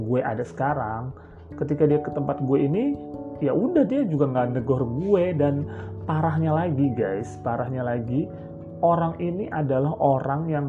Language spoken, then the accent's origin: Indonesian; Jakarta, Indonesia; gue tuh orang Jakarta gitu.